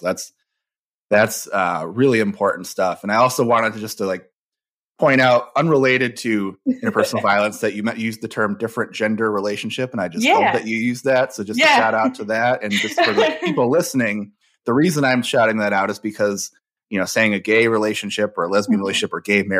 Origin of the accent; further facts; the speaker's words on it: Michigan, United States; I'm from Michigan